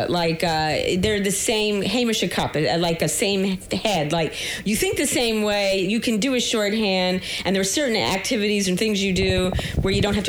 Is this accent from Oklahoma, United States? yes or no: no; New York City, New York, United States; I'm like a borough rat. I'm from Queens.